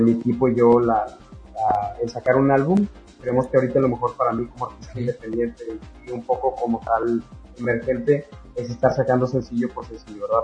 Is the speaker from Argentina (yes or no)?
no; Monterrey, Nuevo León, Mexico; yo soy de Monterrey